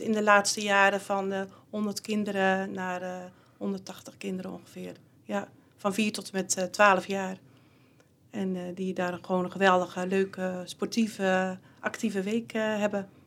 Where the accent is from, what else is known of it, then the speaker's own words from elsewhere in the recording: Dinteloord, North Brabant, Netherlands; geboren en getogen in Dinteloord